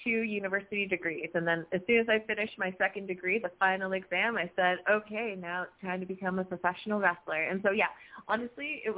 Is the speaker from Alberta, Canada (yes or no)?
no; Toronto, Ontario, Canada; I'm from Toronto